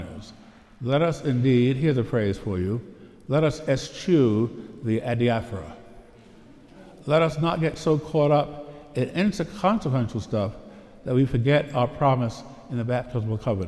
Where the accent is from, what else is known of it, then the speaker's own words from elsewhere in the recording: Pittsburgh, Pennsylvania, United States; I hail from the Diocese of Pittsburgh